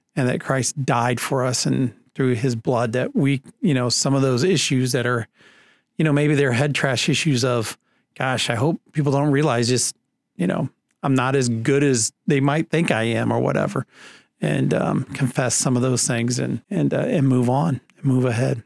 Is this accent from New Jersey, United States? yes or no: no; Leo, Indiana, United States; also born or lived in South Carolina; I'm from Leo, Indiana, which is just north of Fort Wayne